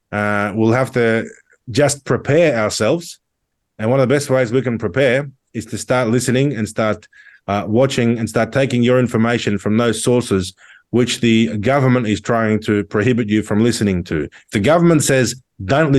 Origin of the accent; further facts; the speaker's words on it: Australia; that we held when we were young, when our parents were growing up in Australia in the 60s and 70s